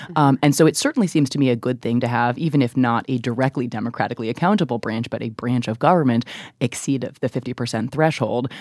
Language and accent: English; Chicago, Illinois, United States; I grew up in Chicago